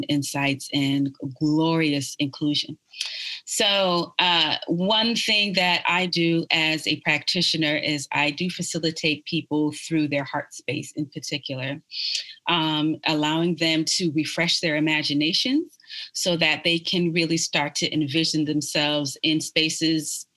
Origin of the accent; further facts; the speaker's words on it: New York City, New York, United States; now in Austin, United States; I was born in Brooklyn, New York, and I was born in Brooklyn at the height of hip hop